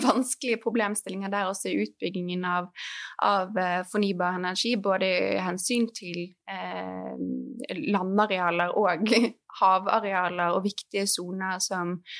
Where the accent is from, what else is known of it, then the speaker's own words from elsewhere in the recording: Norway; som nordmenn